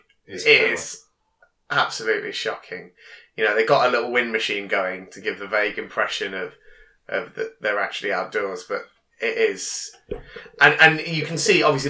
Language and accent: English; Daventry, East Midlands, United Kingdom; I grew up in Daventry.